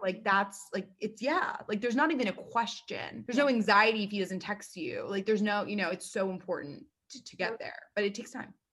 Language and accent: English; New York City, New York, United States; I'm 27, born and raised in New York City